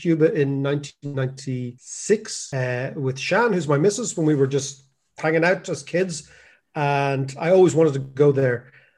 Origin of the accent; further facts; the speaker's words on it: Ireland; America in the eighties as an Irish student